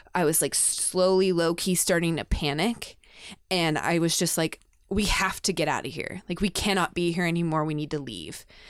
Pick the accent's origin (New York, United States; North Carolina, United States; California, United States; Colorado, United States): Colorado, United States; Denver; I grew up in Denver